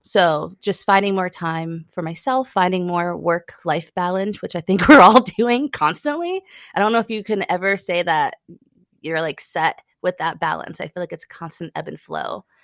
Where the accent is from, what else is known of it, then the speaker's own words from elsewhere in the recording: New York, United States; now in Chattanooga, United States; I'm originally from New York